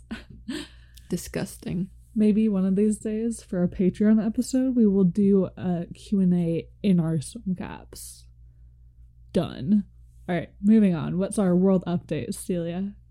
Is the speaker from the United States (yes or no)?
yes; United States; we're but? from America